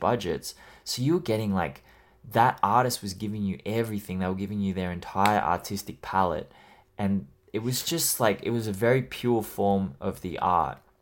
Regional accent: Australia; I'm Australian

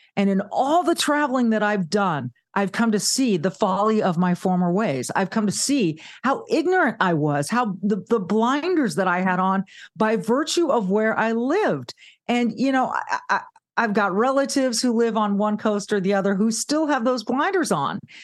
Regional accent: Southern California, United States; also born or lived in Charlotte, North Carolina; now in Midwest, United States; I grew up in Southern California

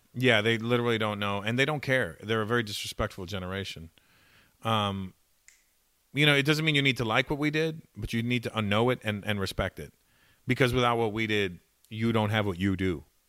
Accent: Toronto, Ontario, Canada; growing up in Toronto, a lot of the black, most of the black community is West Indian

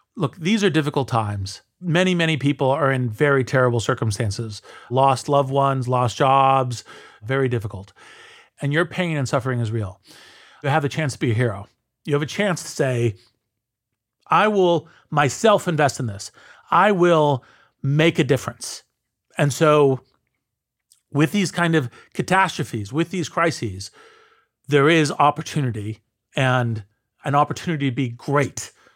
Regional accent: United States; speak as an American

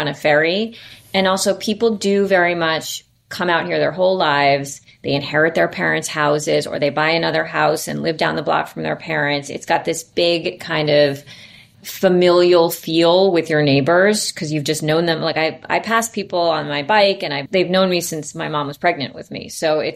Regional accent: New York City, New York, United States; I grew up in New York. I live on the Upper East Side.

